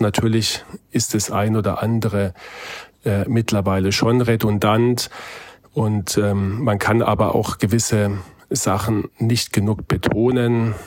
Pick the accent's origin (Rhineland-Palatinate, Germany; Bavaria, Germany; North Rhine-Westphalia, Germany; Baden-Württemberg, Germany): Baden-Württemberg, Germany; Heidelberg; meine Heimatstadt Heidelberg